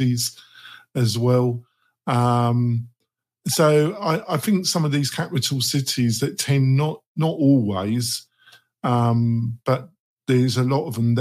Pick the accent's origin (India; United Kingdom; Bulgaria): United Kingdom; England; moved away as an adult; also born or lived in London; now in United States; I'm English